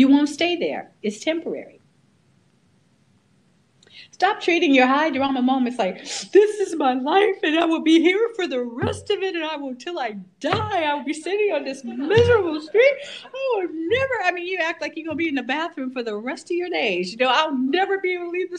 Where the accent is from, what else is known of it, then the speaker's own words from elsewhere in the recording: California, United States; I'm a Californian